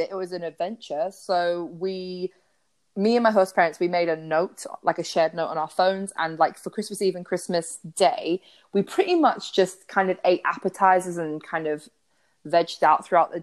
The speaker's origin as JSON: {"language": "English", "region": "England", "country": "United Kingdom", "said": "we're from England"}